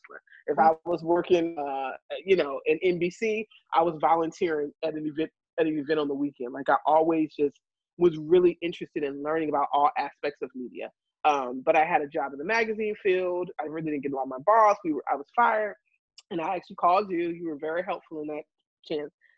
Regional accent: Chesapeake, Virginia, United States; moved away as an adult; also born or lived in New York; In high school, I wrote for my local paper in Virginia. I'm from Chesapeake, Virginia.

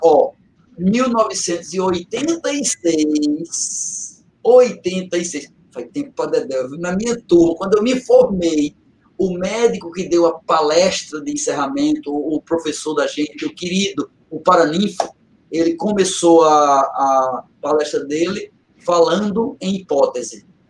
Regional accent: Catende, Pernambuco, Brazil; moved away; é feito eu digo de Catente, né? já ouvi eu dizer muitas vezes da minha terrinha, eu saí do mato, mas o mato não saiu de mim

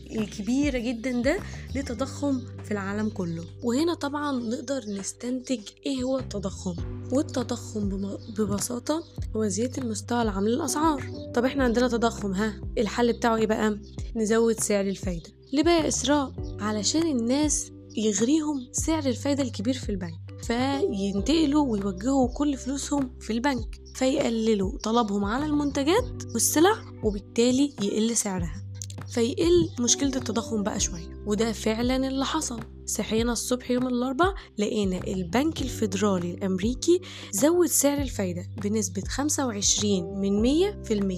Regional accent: Egypt; عندنا في مصر

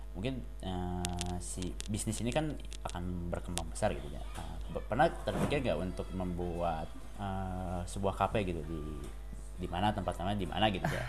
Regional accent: Pangalengan, West Java, Indonesia; semua tinggal di Pengalengan, kota kelahiran saya

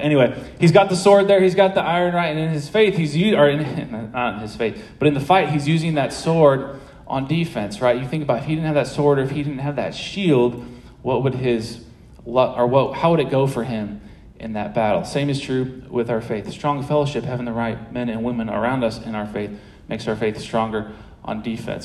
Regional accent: St. Louis, Missouri, United States; moved away as an adult; also born or lived in Manhattan, Kansas; now in Maryville, United States; I'm from St. Louis.

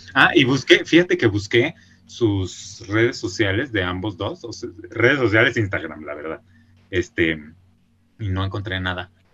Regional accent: Mexico; moved away; como uno es mexicano

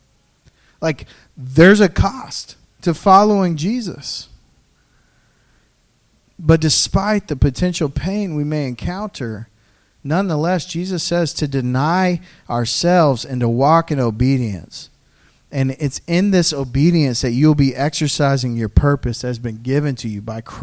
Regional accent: the South, United States; I'm from the South

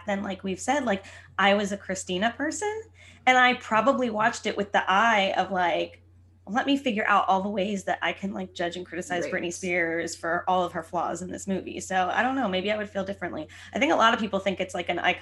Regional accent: New Jersey, United States; I grew up in New Jersey

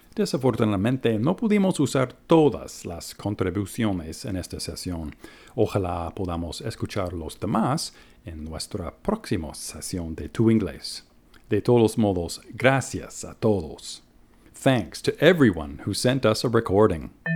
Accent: Boston, Massachusetts, United States; I'm from the United States, the city of Boston

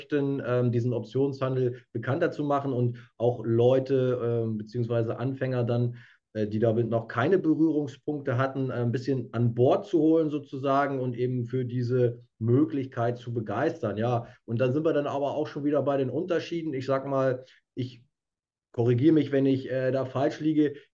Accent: Lower Saxony, Germany; now in Hamburg, Germany; Ja, ich komme ursprünglich aus der Lüneburger Heide, lebe ähm, seit vielen Jahren in, in Hamburg

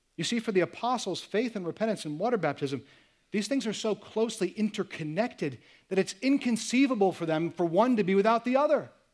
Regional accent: United States; I'm American

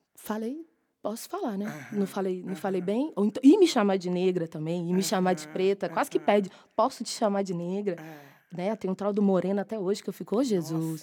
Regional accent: Belo Horizonte, Minas Gerais, Brazil; moved away as an adult; now in São Paulo, Brazil; sou mineira, né? A maior, a maior parte da minha formação foi em Belo Horizonte. Aí, quando eu vim para São Paulo

